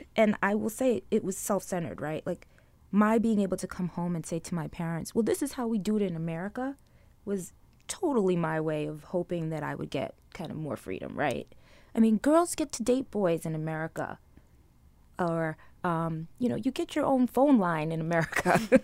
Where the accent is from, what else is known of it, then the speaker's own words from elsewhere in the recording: New York City, New York, United States; also born or lived in Trinidad; where I grew up in Brooklyn